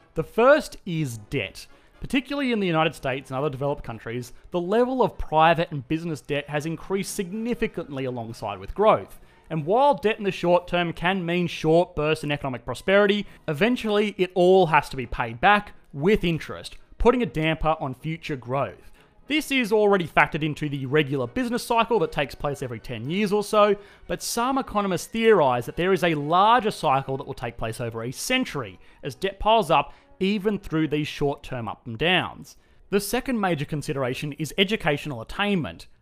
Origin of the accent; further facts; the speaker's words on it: Australia; accent: Australian; my Australian accent